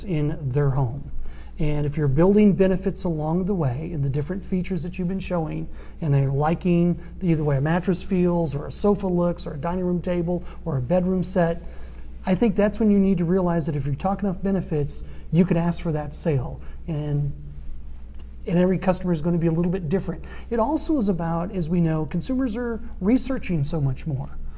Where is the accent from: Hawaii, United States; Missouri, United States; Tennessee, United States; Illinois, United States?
Missouri, United States; St. Louis; moved away as an adult; also born or lived in Columbia, Missouri / Jackson, Mississippi; I was from St. Louis